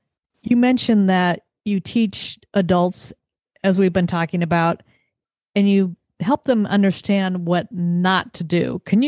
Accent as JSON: {"language": "English", "region": "Southern California", "country": "United States", "tie": "born or raised there", "said": "I'm in my late 50s and I grew up in Southern California"}